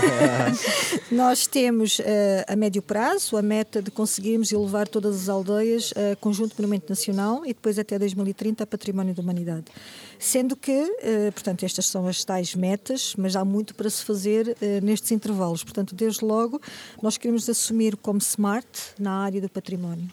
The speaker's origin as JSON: {"language": "Portuguese", "town": "Moimenta da Beira", "region": "Norte", "country": "Portugal", "tie": "born or raised there", "also_born_or_lived": "Angola / Aveiro / Lisbon", "said": "sou de Moimenta da Beira"}